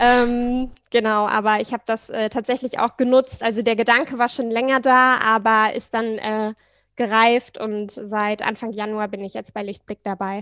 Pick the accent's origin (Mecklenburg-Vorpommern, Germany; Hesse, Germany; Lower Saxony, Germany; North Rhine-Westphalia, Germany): Lower Saxony, Germany; Hanover; moved away as an adult; also born or lived in Leipzig / Florence; now in Hamburg, Germany; Also ich komme gebürtig aus Hannover, da mhm. fahren alle Fahrrad, meine Eltern fahren auch nur Fahrrad, ich bin mit dem Fahrrad aufgewachsen